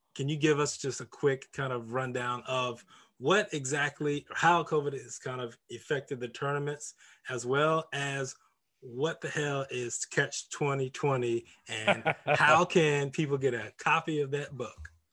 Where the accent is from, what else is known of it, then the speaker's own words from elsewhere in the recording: St. Petersburg, Florida, United States; my hometown